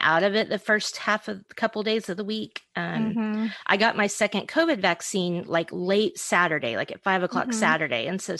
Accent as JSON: {"language": "English", "region": "Oklahoma", "country": "United States", "tie": "born or raised there", "said": "We grew up in Oklahoma."}